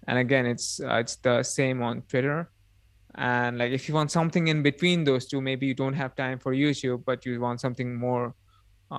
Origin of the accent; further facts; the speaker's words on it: India; I'm Indian living in India, and I'm also indigenous tribal living in India